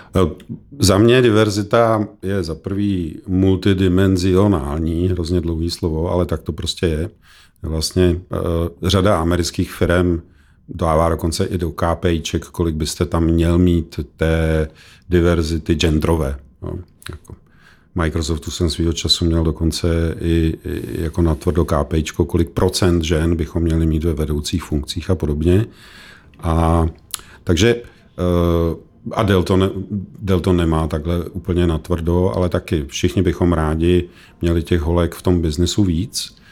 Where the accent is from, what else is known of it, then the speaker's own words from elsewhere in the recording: Czechia; My jsme jako Češi